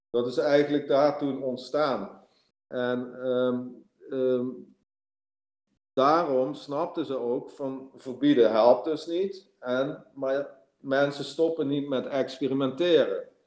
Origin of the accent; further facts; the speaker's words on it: Limburg, Netherlands; moved away as an adult; also born or lived in Amsterdam; ik ga terug naar het zuiden verhuizen waar ik vandaan kom. Want dat is meer mijn omgeving. En hier ben ik, ben ik een Limburger in Amsterdam.